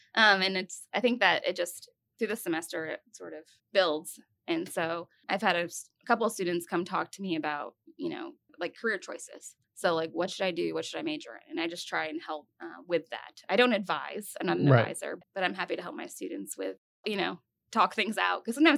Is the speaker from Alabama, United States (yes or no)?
no; Glens Falls, New York, United States; So I grew up in upstate New York. So Glens Falls, New York, which is, it's basically an hour north of the capital, which is Albany.